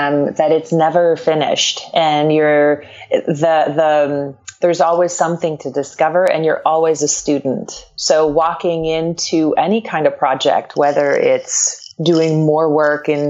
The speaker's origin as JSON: {"language": "English", "region": "Quebec", "country": "Canada", "tie": "born or raised there", "first_language": "French", "second_language": "English", "moved": "yes", "lives_now": "Los Angeles, United States", "said": "I grew up, I'm from Quebec, and so French is a first language for me"}